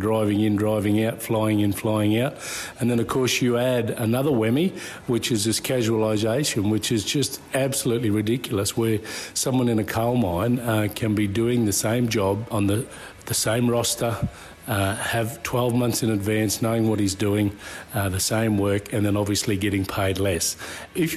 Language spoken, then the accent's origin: English; Collinsville, Queensland, Australia; So born and bred in Collinsville, went to school, grew up in the town.